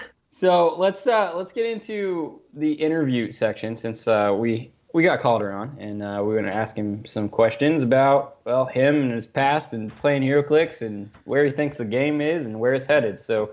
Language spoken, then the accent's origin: English; Illinois, United States; Technically, I'm from Illinois, but I grew up in Illinois